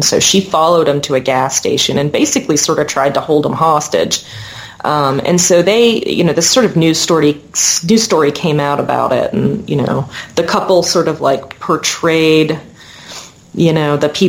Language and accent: English; Huntington, West Virginia, United States; I'm from Huntington. I'm totally a city girl. And, you know, I was fortunate enough to grow up in a you know, middle-class working family.